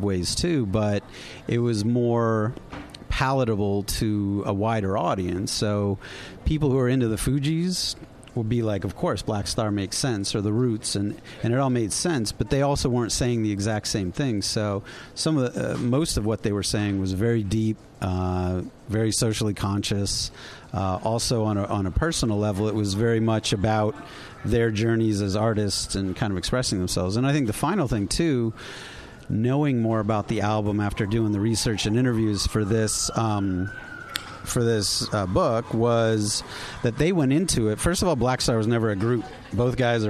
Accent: East Coast, United States; I grew up on the East Coast, and these are the records that are part of my youth.

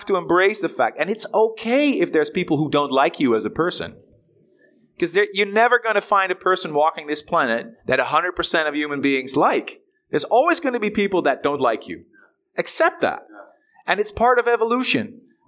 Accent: Netherlands; I'm from Holland

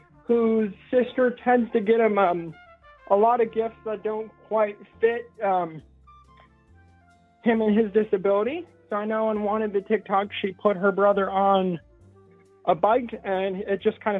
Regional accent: Washington, United States; where I grew up, because I'm from Washington State.

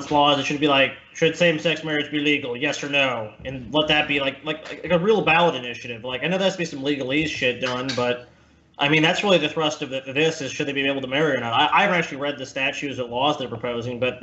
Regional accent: United States; we're three American dudes

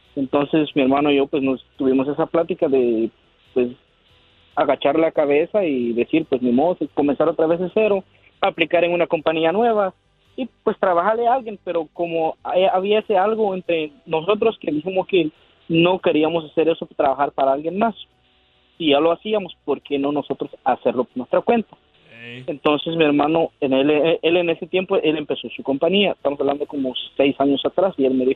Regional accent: Guatemala; now in Maryland, United States; Soy de Maryland, pero nacido en Guatemala

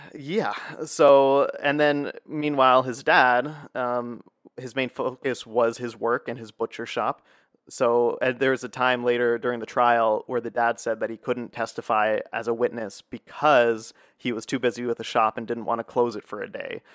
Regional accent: United States; also born or lived in Essen, Germany; as an American

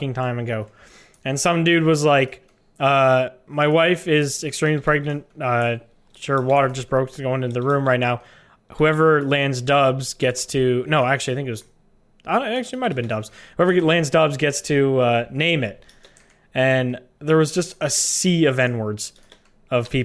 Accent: Canada; I'm Canadian

